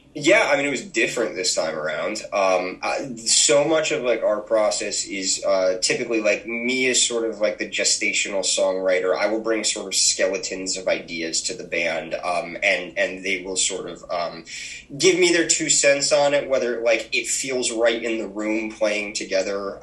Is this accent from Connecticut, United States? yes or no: yes; Naugatuck, Connecticut, United States; we're from Naugatuck, Connecticut, which is, uh, if you're not aware, a tiny little uh, borough that's attached to Waterbury